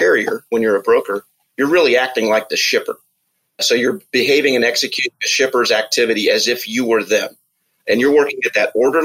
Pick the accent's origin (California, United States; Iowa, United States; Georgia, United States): Iowa, United States; Des Moines; I grew up here in Des Moines.